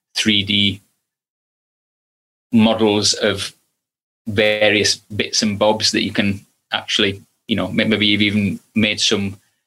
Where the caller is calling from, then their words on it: Stoke-on-Trent, West Midlands, United Kingdom; I'm in Stoke-on-Trent at the minute.